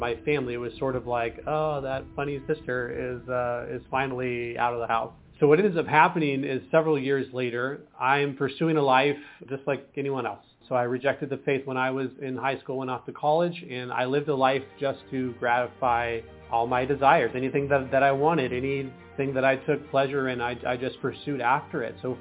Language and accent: English; Washington, United States; also born or lived in Portland, Oregon; I was born in Portland, Oregon, raised in Washington State in the U.S.